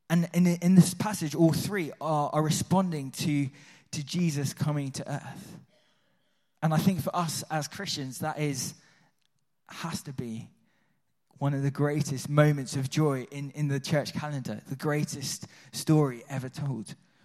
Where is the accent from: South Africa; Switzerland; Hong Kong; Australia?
Switzerland; Although I grew up in Switzerland, so that was part of the culture, right? It's in my blood.